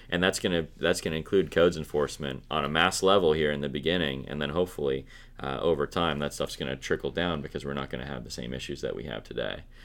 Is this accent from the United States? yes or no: yes; Midwest, United States; now in Pennsylvania, United States; I'm from the Midwest. Now, I, I lived on a, a lake, you know, the, the second half of my growing up life, but the first half of my life was just on the prairie in the Midwest